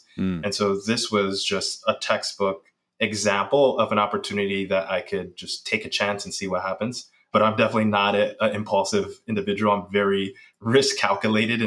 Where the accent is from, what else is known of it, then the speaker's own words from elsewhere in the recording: New York City, New York, United States; I grew up in the Bronx, raised by a single mom